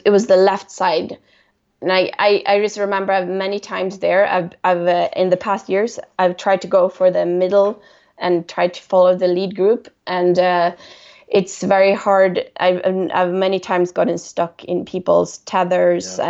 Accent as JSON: {"language": "English", "town": "Stockholm", "region": "Stockholm County", "country": "Sweden", "said": "I'm from Stockholm"}